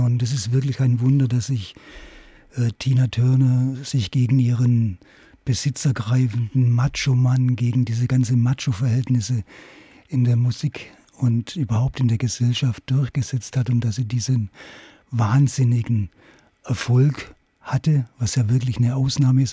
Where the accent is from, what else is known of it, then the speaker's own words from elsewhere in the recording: Königsbronn, Baden-Württemberg, Germany; moved away; also born or lived in Hamburg; nach Königsbronn auf der Schwäbischen Alb, meinem Heimatort